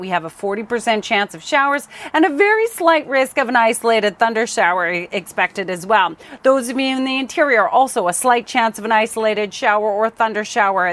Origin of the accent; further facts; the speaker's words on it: Surrey, British Columbia, Canada; Crescent Beach, my hometown